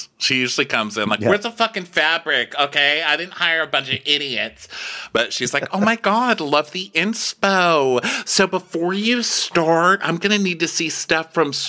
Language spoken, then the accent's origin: English; Texas, United States; I'm just from Texas. So like, I didn't even know it was a career.